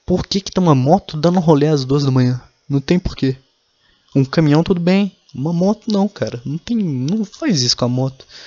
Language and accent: Portuguese; Minas Gerais, Brazil; Eu tenho orgulho de falar que eu sou mineiro